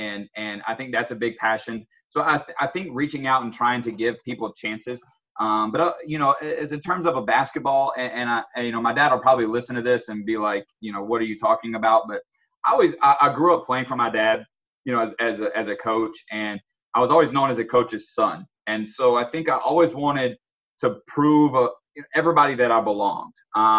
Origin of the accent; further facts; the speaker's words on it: South Carolina, United States; I'm from South Carolina, so I can say Carolina Gamecocks